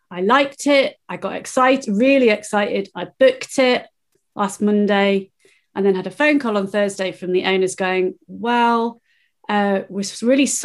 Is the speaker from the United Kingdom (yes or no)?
yes; England, United Kingdom; now in Peebles, United Kingdom; physically, I am just south of Edinburgh in a town called Peebles. Um, I've been in Scotland for nearly 30 years. I am English and planning a move back to England permanently, imminently.